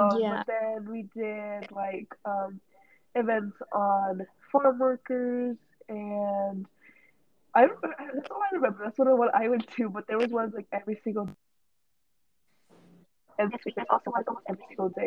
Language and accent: English; Midwest, United States; now in East Bay, United States; I grew up in the Midwest, but I live in the Bay now.